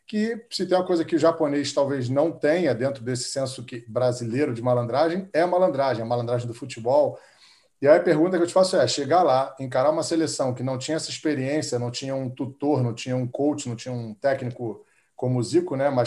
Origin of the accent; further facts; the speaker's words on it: Brazil; quando eu toco no Nacional e eu estou de frente para um campo de futebol, eu sou brasileiro